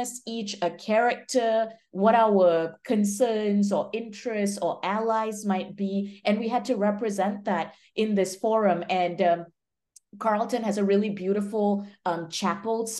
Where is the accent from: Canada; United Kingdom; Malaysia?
Malaysia; moved away as an adult; also born or lived in Minnesota, United States / Michigan, United States; now in Bay Area, United States; I'm originally from Malaysia, moved to the US for college